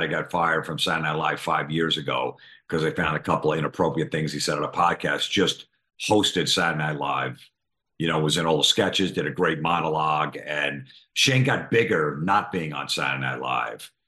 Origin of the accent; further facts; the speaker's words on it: East Coast, United States; we're from the East Coast, so we're a little rough around the edges